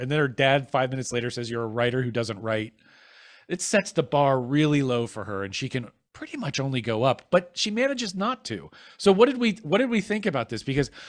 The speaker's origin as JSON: {"language": "English", "region": "Ohio", "country": "United States", "said": "I'm from Ohio, and almost no one rides their bike on the ice and snow."}